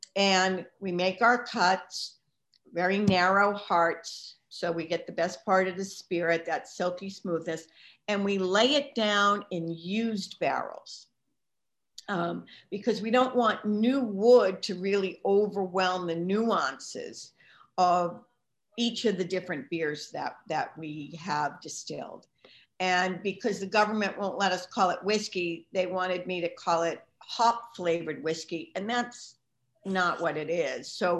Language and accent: English; Boston, Massachusetts, United States; You know, I'm not Irish, but because I'm from Boston, my husband's Irish.